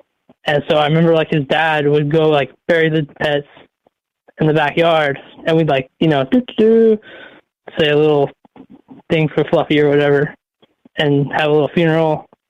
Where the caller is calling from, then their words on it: Oregon, United States; from Oregon.